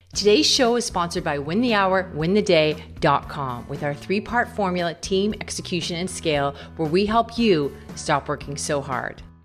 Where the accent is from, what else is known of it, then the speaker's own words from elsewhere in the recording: Canada; I'm from Canada